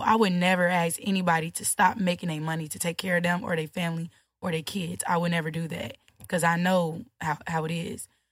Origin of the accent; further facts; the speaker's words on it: Chicago, Illinois, United States; I'm from Chicago